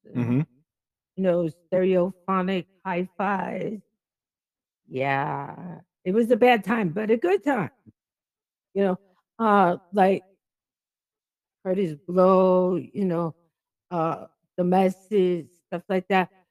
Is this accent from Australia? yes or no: no; Jamaica; I'm Jamaican